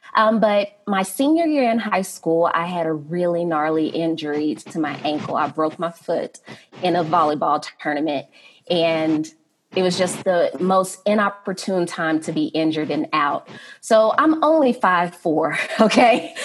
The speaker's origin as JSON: {"language": "English", "town": "Fort Worth", "region": "Texas", "country": "United States", "moved": "yes", "lives_now": "Denver, United States", "said": "I am from Fort Worth, Texas"}